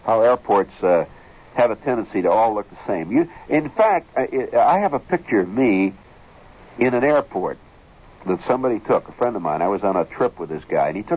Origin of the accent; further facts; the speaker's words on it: Kentucky, United States; I'm from Kentucky.